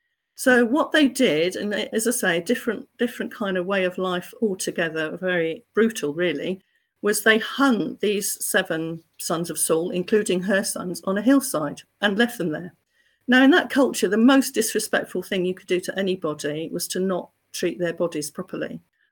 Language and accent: English; South West England, United Kingdom; So I am proudly Cornish.